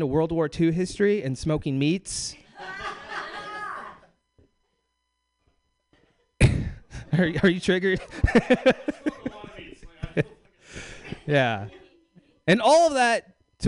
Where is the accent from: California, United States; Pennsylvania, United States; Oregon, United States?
California, United States; Bakersfield; moved away; I'm from Bakersfield, California